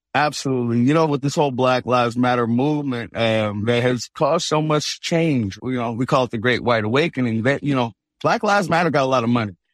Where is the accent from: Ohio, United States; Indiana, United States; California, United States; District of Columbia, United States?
California, United States; San Francisco; I'm from Hunters Point, San Francisco specifically, so a lot of the hip hoppers I heard when I was growing up were talking about things like the Navy shipyard